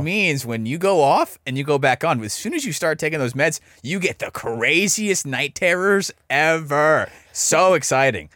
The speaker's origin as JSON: {"language": "English", "town": "Dallas", "region": "Texas", "country": "United States", "tie": "born or raised there", "also_born_or_lived": "Iowa / Uvalde", "said": "I'm born and raised in Dallas"}